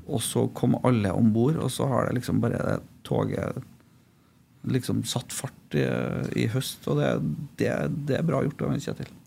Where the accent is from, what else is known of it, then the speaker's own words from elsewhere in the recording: Trondheim, Trøndelag, Norway; also born or lived in Malvik; jeg er fra Trondheim